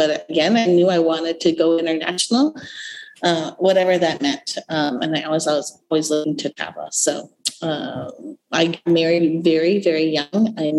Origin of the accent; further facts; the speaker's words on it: Twin Cities, Minnesota, United States; also born or lived in Vietnam; I grew up in a suburb of the Twin Cities.